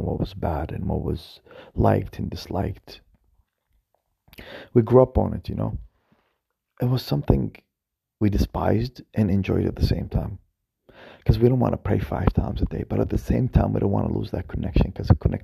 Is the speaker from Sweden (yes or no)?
no; Baghdad, Baghdad Governorate, Iraq; I was born in Iraq, in Baghdad